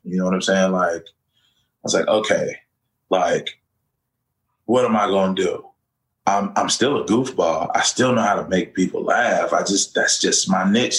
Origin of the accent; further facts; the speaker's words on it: Orlando, Florida, United States; Central Florida, my hometown, my home city of Orlando.